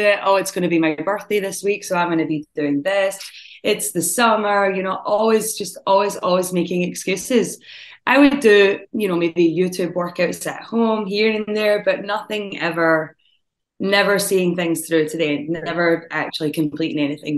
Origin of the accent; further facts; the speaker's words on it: Scotland, United Kingdom; moved away as an adult; now in Algonquin, United States; I am originally from Scotland